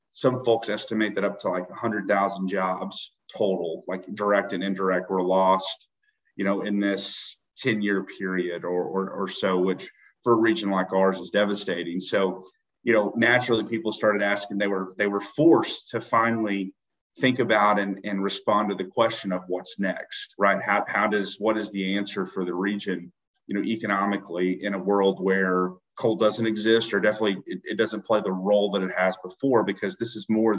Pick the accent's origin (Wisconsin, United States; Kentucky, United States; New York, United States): Kentucky, United States; Eastern Kentucky region, United States; moved away as an adult; also born or lived in Atlanta; now in Pikeville, United States